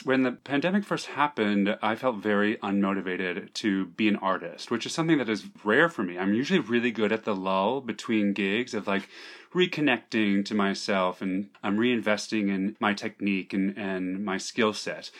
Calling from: New York, United States; I'm calling from Manhattan, from New York, New York.

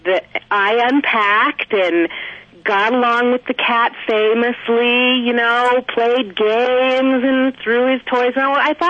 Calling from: Flagstaff, Arizona, United States; I'm calling from Flagstaff, Arizona.

